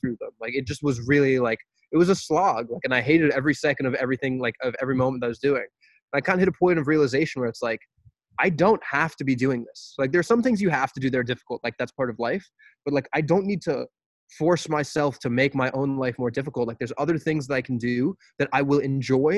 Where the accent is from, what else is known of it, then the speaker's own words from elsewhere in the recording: United States; as American people